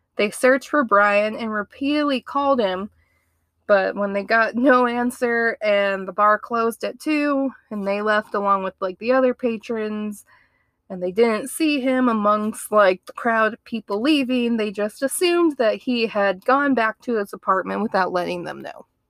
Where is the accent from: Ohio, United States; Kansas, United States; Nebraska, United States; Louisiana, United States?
Ohio, United States; I grew up in Ohio